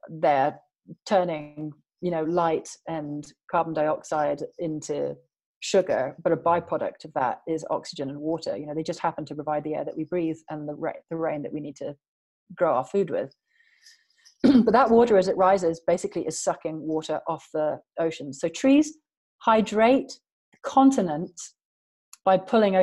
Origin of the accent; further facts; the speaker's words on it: England, United Kingdom; I'm English. And England is at the latitude of Labrador.